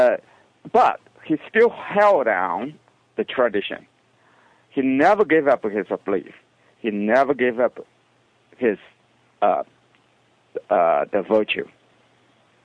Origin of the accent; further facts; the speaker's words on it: China; moved away; In my hometown, there's a city.